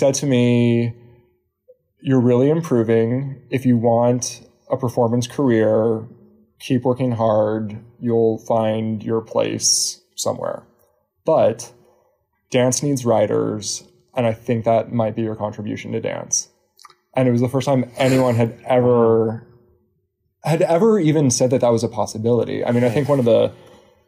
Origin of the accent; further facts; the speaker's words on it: Pasadena, California, United States; moved away as an adult; also born or lived in San Diego / Tel Aviv; I grew up in Pasadena